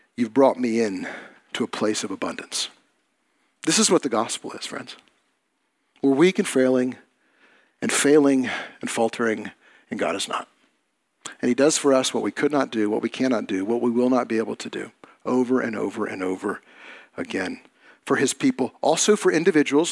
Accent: United States; As Christians, as American Christians

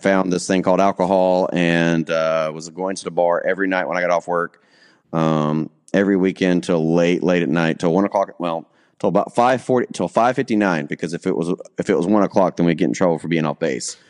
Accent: the South, United States; also born or lived in Alabama / Florida; now in Kentucky, United States; I'm from the South

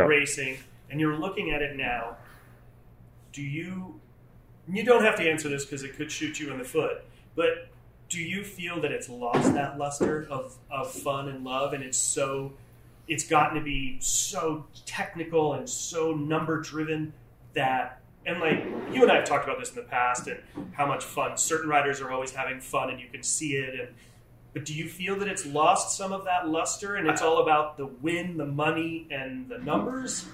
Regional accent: Rhode Island, United States; moved away; I was actually from Rhode Island

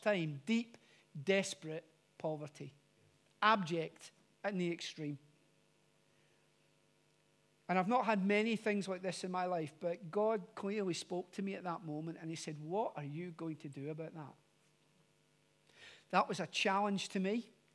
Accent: Glasgow, Scotland, United Kingdom; moved away; I am originally from Glasgow. And from Glasgow, narrowing it down even more, from a place called the Gorbals.

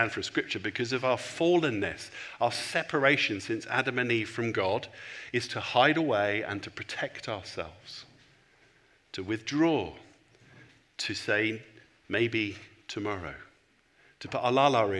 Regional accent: England, United Kingdom; I'm a pastor, and I'm from England

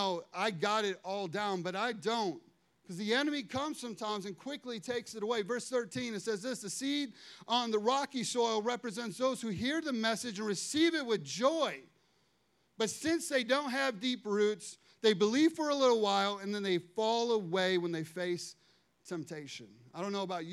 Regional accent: Chicago, Illinois, United States; I'm from Chicago

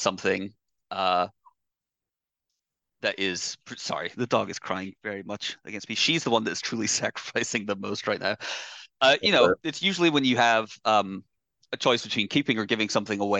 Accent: Scotland, United Kingdom; moved away as an adult; now in United States; I grew up in Scotland

